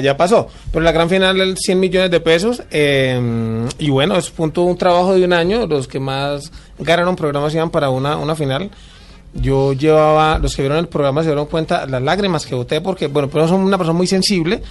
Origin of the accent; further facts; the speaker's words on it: Cali, Valle del Cauca, Colombia; Yo soy de Cali.